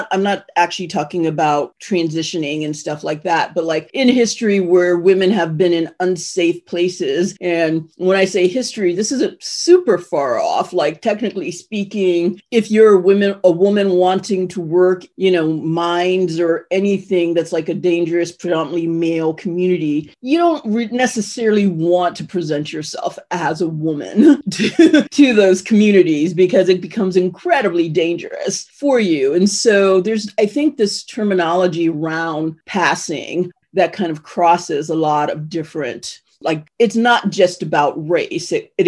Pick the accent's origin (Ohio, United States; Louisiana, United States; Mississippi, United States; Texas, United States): Ohio, United States; I'm from Ohio, but I have a speech defect.